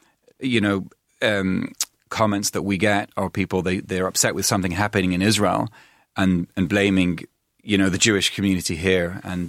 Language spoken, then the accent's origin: English; Manchester, North West England, United Kingdom; Because I grew up in Manchester mainly, and I've been around different places, and the levels are much higher.